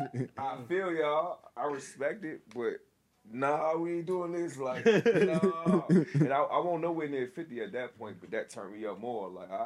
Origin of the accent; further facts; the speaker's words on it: New York, United States; also born or lived in Chester / Hopewell / Petersburg; I'm originally from New York, so I already had the rough side. Mm-hmm. And I bounced around, went to VA, was in Chester, went from Chester to Hopewell, then Hopewell to Petersburg, but Petersburg felt like home